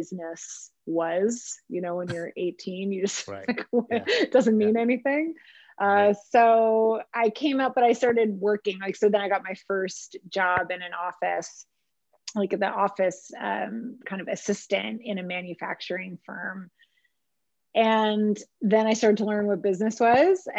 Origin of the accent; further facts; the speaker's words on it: Montreal, Quebec, Canada; also born or lived in Germany; spent most of my formative, you know, school all the way up to university in Montreal